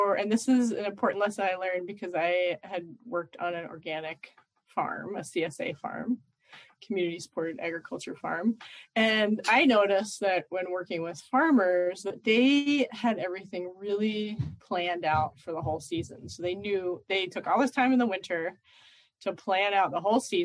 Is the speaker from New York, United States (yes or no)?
no; Philadelphia, Pennsylvania, United States; I grew up in Philadelphia in the middle of a big city where we didn't even have a yard